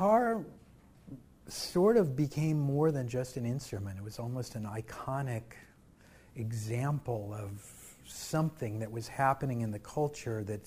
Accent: Lee's Summit, Missouri, United States; also born or lived in Kansas City, Missouri; Well, I was born in Kansas City, Missouri. Grew up in a very small town called Lee Summit.

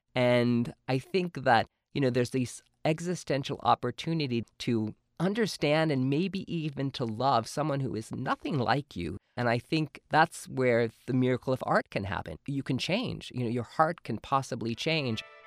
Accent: New Jersey, United States; I grew up in New Jersey and grew up in sort of a working class Italian Polish family

